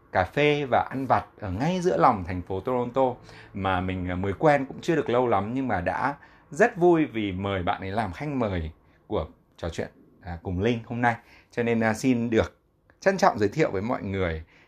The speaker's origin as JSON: {"language": "Vietnamese", "region": "Hanoi", "country": "Vietnam", "tie": "born or raised there", "moved": "as an adult", "said": "mình là lớn lên ở Việt Nam"}